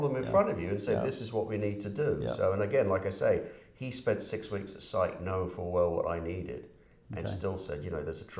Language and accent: English; United Kingdom; now in Canada; From the UK, yeah.